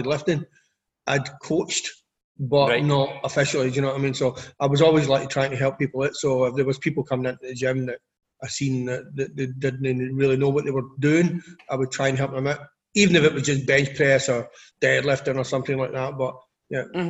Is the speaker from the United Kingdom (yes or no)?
yes; Scotland, United Kingdom; as a Scot